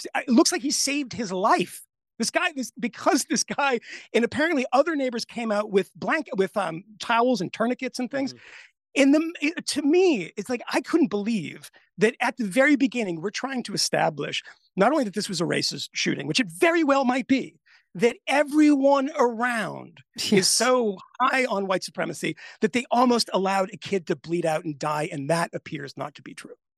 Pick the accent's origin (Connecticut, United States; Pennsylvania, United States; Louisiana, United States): Connecticut, United States; I'm from Connecticut.